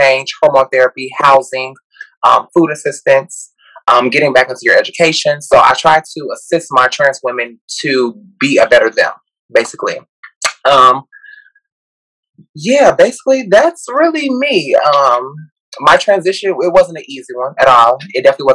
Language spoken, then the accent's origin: English; Gary, Indiana, United States; I'm originally from Gary, Indiana. I went to Maryville High School